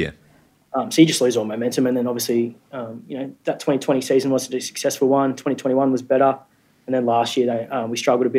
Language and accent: English; Canberra, Australian Capital Territory, Australia; I'm actually from Canberra. So I went to the University of Canberra